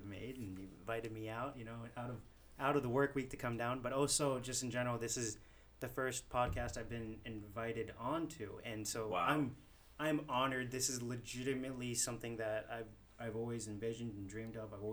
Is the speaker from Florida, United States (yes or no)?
yes; Miami, Florida, United States; moved away as an adult; also born or lived in Maryland; now in California, United States; I was born and raised in Miami, Florida